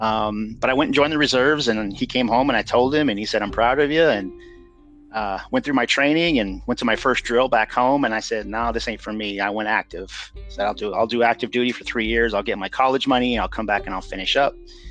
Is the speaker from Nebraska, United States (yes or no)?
yes; Nebraska City, Nebraska, United States; born there; So, I was born in the Midwest. I was born just in a little town, Nebraska City, which is just south of Omaha, Nebraska. I was born there.